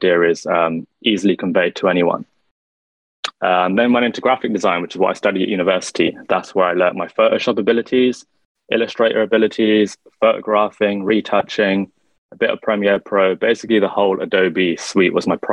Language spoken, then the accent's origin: English; London, United Kingdom; I'm born and raised in London, UK